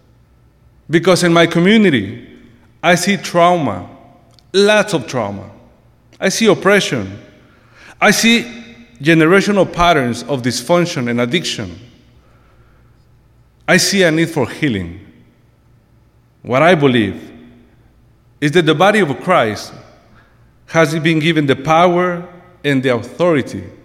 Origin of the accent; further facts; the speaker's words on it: Mexico City, Mexico; moved away as an adult; now in United States; I was born and raised in Mexico City many years ago